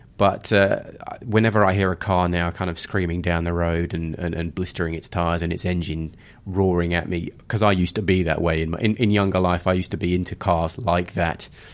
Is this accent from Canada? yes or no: no; United Kingdom; moved away as an adult; also born or lived in Johannesburg, South Africa; now in Sydney, Australia; Being British